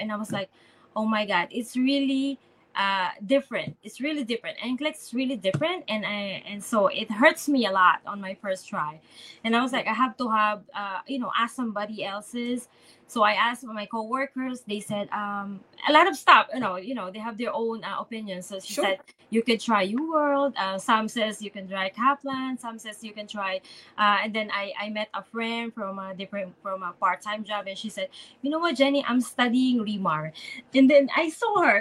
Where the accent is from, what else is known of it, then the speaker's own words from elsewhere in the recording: Philippines; I'm from the Philippines